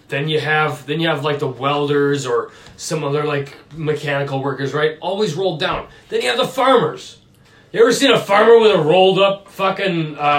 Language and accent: English; Minnesota, United States; You come down to the sticks in Minnesota